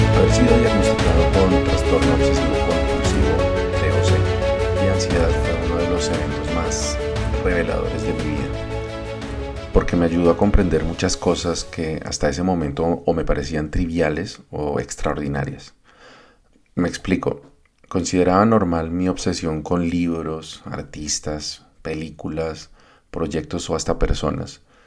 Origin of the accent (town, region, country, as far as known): Colombia